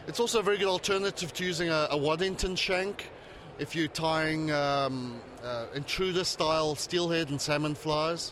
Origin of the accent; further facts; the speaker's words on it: South Africa; accent: South African; moved away as an adult; now in Charlotte, United States; my funny accent comes from South Africa. That's where I was originally from